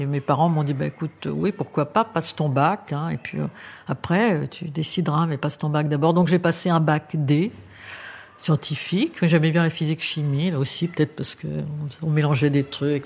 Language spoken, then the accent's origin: French; Paris, Île-de-France, France; une enfance très agréable. À Paris, je suis née à Paris et nous habitions au but de Chaumont.